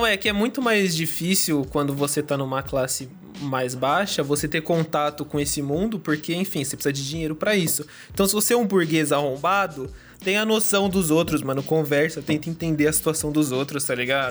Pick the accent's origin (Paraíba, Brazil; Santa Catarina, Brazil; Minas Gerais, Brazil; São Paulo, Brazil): São Paulo, Brazil; São Bernardo do Campo; now in Santo André, Brazil; São Bernardo, eu nasci no Jardim Silvina, ali perto do Montanhão, perto do Golden